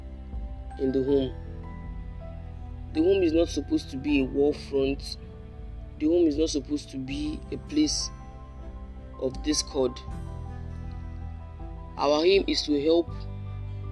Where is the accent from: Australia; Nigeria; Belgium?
Nigeria; Lagos; I'm from Lagos, Nigeria